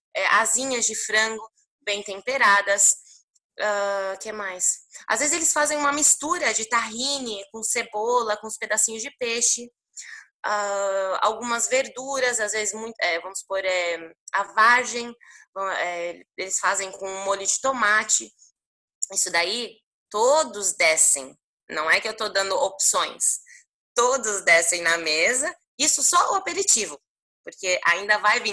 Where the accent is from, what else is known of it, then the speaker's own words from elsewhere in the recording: Brazil; moved away as an adult; now in Lebanon; Eu nasci aqui no Líbano, e fui para o Brasil quando eu tinha apenas um ano